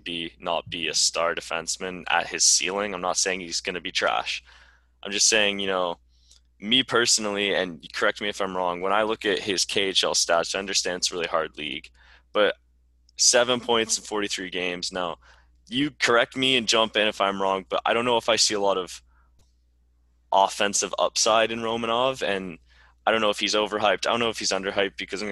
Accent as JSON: {"language": "English", "country": "Canada", "said": "I am as a Canadian"}